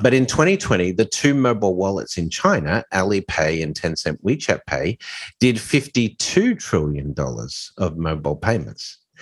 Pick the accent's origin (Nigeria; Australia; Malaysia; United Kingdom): Australia; also born or lived in Hong Kong / Dubai; now in New York, United States; obviously I'm Australian